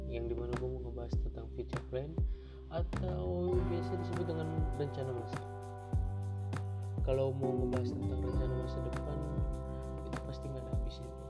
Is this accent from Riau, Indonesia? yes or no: no; Bandar Lampung, Lampung, Indonesia; Asal dari Bandar Lampung